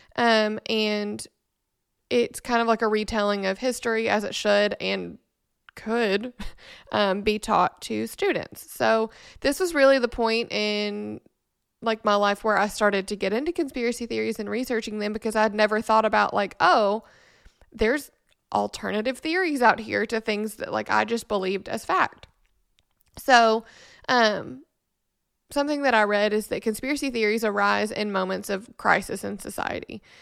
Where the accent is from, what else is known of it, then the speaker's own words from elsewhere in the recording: Memphis, Tennessee, United States; moved away; also born or lived in Nashville; we are both from Memphis